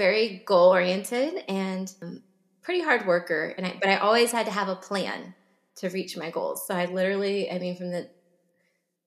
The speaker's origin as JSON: {"language": "English", "town": "Plano", "region": "Texas", "country": "United States", "tie": "born or raised there", "said": "I grew up in Plano, suburb of Dallas"}